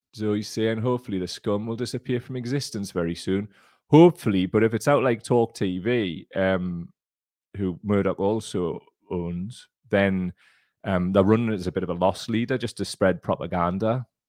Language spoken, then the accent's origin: English; United Kingdom; our country